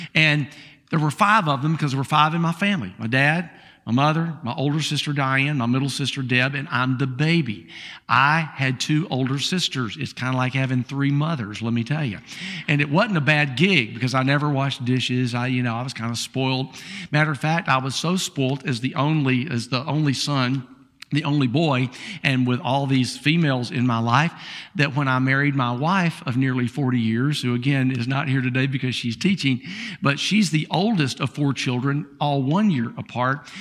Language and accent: English; Columbia, South Carolina, United States; I'm the guy from South Carolina, uh, from Columbia, South Carolina